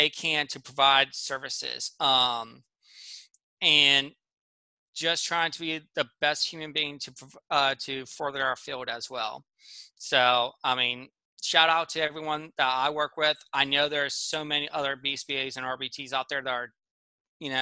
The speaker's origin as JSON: {"language": "English", "region": "Pennsylvania", "country": "United States", "tie": "born or raised there", "said": "I grew up in Pennsylvania"}